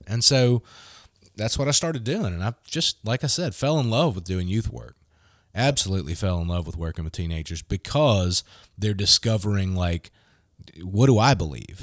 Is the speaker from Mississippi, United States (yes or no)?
yes; Gulfport, Mississippi, United States; moved away as an adult; also born or lived in Muskogee, Oklahoma; I grew up in Gulfport